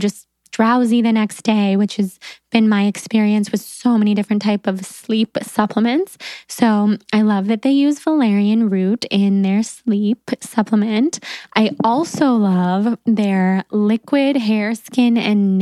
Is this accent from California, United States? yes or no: yes; Sacramento, California, United States; I was from Sacramento